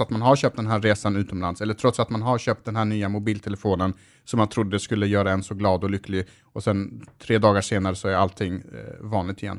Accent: Malmö, Skåne, Sweden; jag växte upp i Rosengård

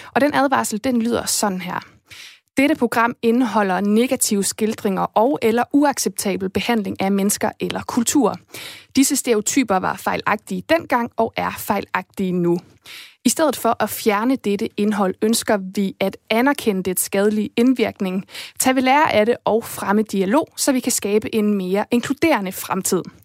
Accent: Esbjerg, Southern Denmark, Denmark

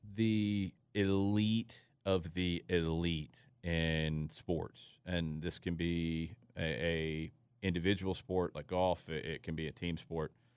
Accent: Atlanta, Georgia, United States; when I was a kid, uh, I grew up in Atlanta

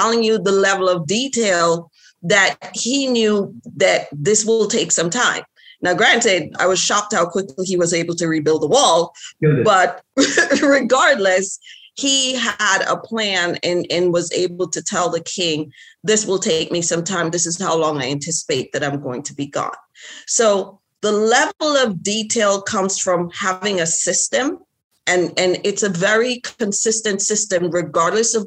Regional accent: Jamaica; moved away; also born or lived in Florida; my background, like I'm from Jamaica

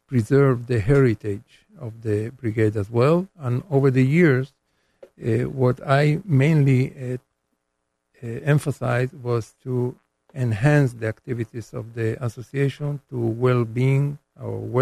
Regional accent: Israel; I have as a citizen of Israel.

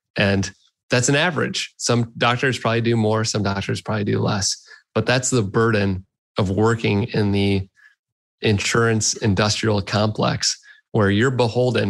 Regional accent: Detroit, Michigan, United States; I grew up in Detroit area. I was born in Detroit, and uh, I grew up here.

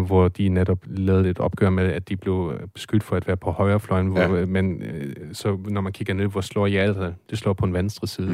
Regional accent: Germany; now in Denmark; som tysker

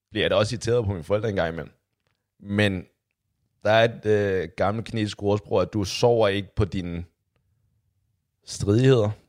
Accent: China; Lige noget baggrund. Jeg er fra Kina

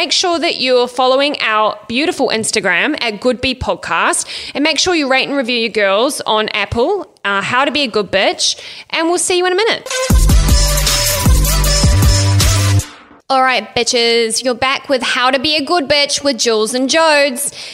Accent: Ireland; I'm Irish and white as fuck.

